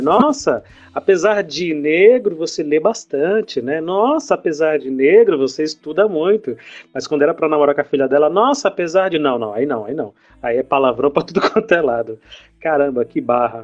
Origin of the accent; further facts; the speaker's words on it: São Paulo, Brazil; also born or lived in Bahia; eu sou baiano de nascimento, passei a minha vida toda aqui em São Paulo, mas eu sou baiano de nascimento